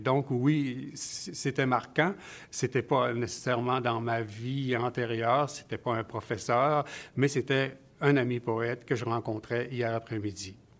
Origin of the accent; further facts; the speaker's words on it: Abitibi, Quebec, Canada; mon enfance à moi, et sur mon territoire natal qui est l'Abitibi.